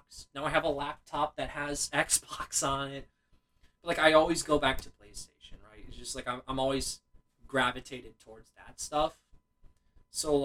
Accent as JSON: {"language": "English", "country": "United States", "said": "we're from America"}